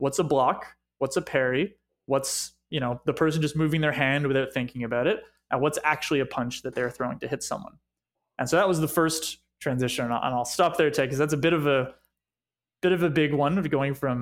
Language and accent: English; Montreal, Quebec, Canada; moved away; coming and growing up in Montreal